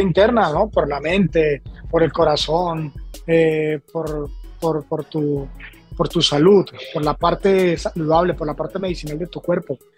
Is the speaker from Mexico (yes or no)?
no; Colombia; moved away as an adult; also born or lived in Los Angeles / New York; now in Miami, United States; primero comencé en mi país, ¿no? En Colombia.